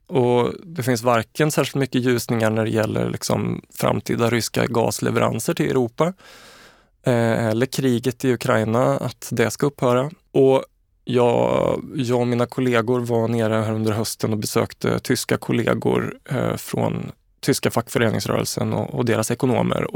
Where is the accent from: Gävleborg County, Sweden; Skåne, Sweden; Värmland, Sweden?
Värmland, Sweden; Karlstad; jag är uppvuxen i Karlstad